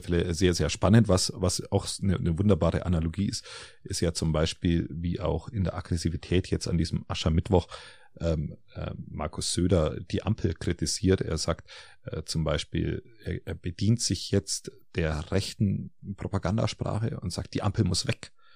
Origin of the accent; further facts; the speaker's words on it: Germany; bei uns in Deutschland